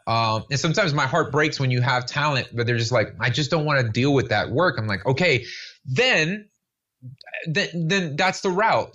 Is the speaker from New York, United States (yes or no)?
no; Miami, Florida, United States; I was born and raised here in Miami, Florida